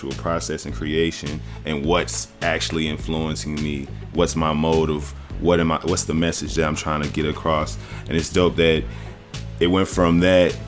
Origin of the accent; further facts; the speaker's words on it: the South, United States; moved away; I'm from the South originally